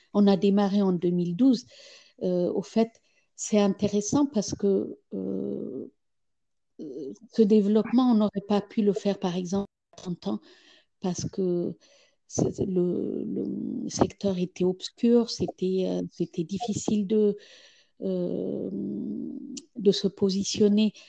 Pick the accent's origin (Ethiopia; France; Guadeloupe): Ethiopia; moved away; quand j'ai quitté l'Éthiopie il, y a, il y a 35 ans